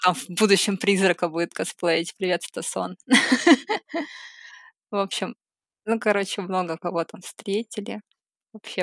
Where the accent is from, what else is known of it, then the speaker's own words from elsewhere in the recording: Saint Petersburg, Russia; moved away as an adult; now in Moscow Oblast, Russia; я из Питера, но сейчас я живу в Подмосковье